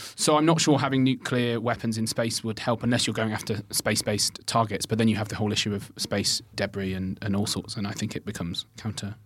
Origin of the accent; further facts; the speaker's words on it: Birmingham, West Midlands, United Kingdom; I grew up in Birmingham